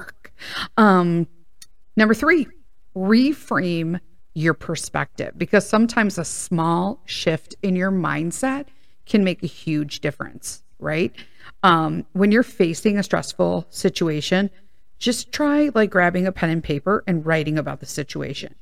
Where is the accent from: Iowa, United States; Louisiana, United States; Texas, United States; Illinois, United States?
Illinois, United States; Chicago; I grew up in Chicago and went to Chicago Public Schools.